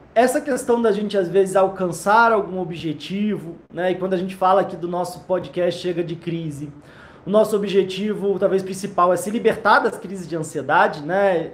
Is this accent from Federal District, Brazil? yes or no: yes; Brasília, Federal District, Brazil; Brasília, eu nasci aqui, gosto muito daqui